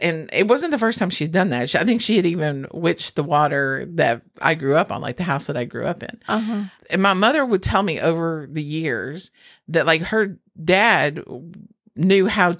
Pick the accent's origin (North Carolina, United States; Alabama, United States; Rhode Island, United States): North Carolina, United States; we're from North Carolina.